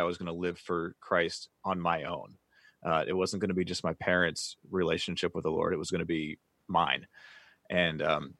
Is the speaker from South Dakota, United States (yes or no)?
no; Pittsburgh, Pennsylvania, United States; I live just outside of Pittsburgh.